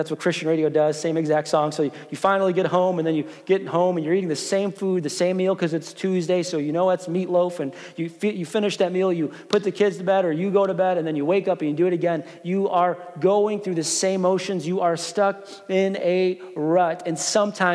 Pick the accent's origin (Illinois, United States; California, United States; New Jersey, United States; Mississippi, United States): Illinois, United States; Chicago; moved away; I grew up in Chicago